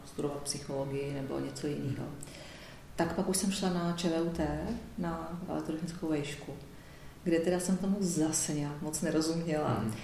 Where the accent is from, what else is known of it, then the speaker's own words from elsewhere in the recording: Pardubice, Pardubice Region, Czechia; moved away; já jsem původně z Pardubic